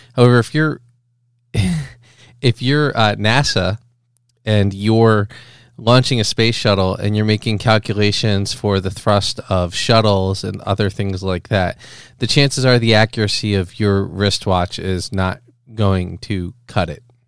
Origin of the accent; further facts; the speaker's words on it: Philadelphia, Pennsylvania, United States; moved away as an adult; also born or lived in Boston; I was raised in the Philadelphia area